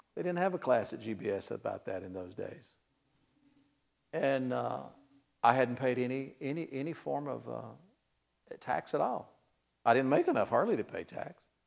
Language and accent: English; Cincinnati, Ohio, United States; I'm from Cincinnati.